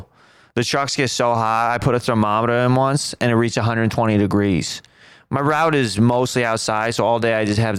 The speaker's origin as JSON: {"language": "English", "region": "Massachusetts", "country": "United States", "said": "I'm from Massachusetts."}